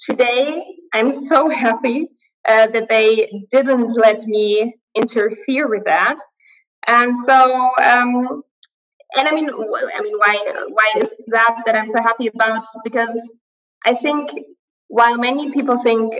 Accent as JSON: {"language": "English", "town": "Aachen", "region": "North Rhine-Westphalia", "country": "Germany", "tie": "born or raised there", "moved": "yes", "lives_now": "Berlin, Germany", "said": "I was born in Aachen. I was told it's the most Western city in Germany"}